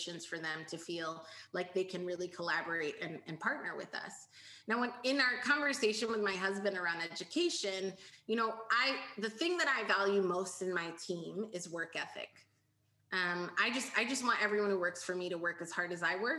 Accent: United States; as a first generation American, I was raised to be ambitious

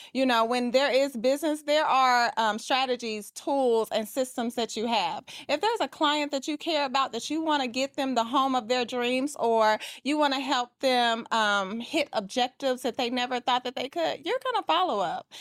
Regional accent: Atlanta, Georgia, United States; I am from Atlanta, Georgia, and I am a luxury real estate agent.

